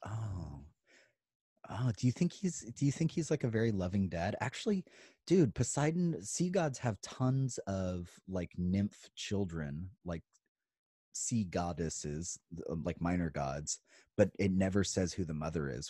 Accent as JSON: {"language": "English", "region": "Idaho", "country": "United States", "tie": "born or raised there", "also_born_or_lived": "Virginia", "moved": "yes", "said": "I grew up in Idaho"}